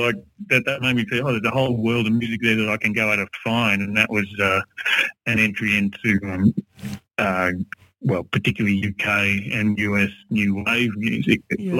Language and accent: English; Melbourne, Victoria, Australia; I'm very Melbourne. I have lived in Melbourne all my life and grew up in the beautiful eastern suburbs, middle eastern suburbs, Ivanhoe. Very comfortable and safe there in those eastern suburbs.